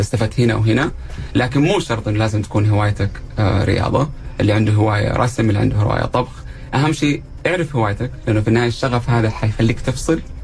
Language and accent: Arabic; Saudi Arabia; also born or lived in Jeddah; احنا عندنا في السعوديه